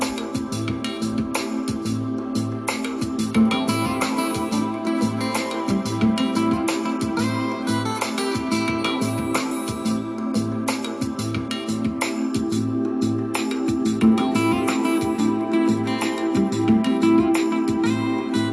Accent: Brazil; now in United States; I am an immigrant from Brazil, a legal immigrant

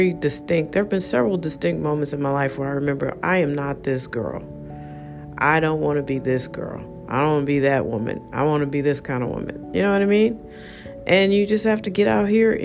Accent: United States; I'm an American

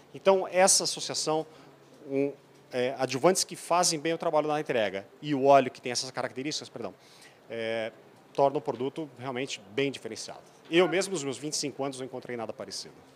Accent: Erechim, Rio Grande do Sul, Brazil; Eu sou lá do norte do sul, de Erechim, na verdade, próximo de Passo Fundo.

